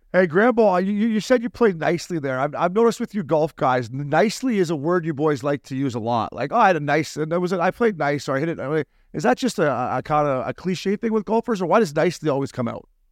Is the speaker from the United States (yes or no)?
no; Canada; to be a Canadian